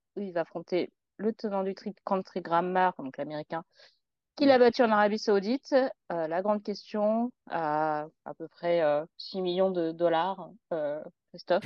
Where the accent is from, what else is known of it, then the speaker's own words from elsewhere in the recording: France; en tant que Français